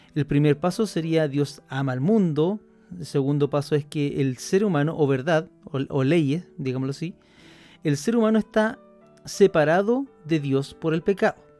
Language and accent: Spanish; Chile; aquí en Chile, donde, de donde yo soy